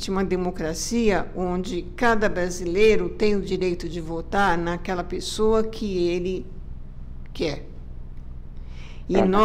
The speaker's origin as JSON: {"language": "Portuguese", "country": "Brazil", "said": "eu acho que nós, como brasileiros, temos que passar a respeitar a todos"}